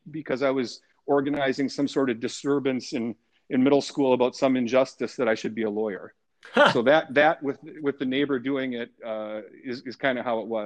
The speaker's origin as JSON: {"language": "English", "town": "Tomah", "region": "Wisconsin", "country": "United States", "tie": "born or raised there", "said": "You know, Tomah's an ideal place to be a young boy back then in the 70s. You know, we were able to I, I, lived in a in a kind of a more remote part of town"}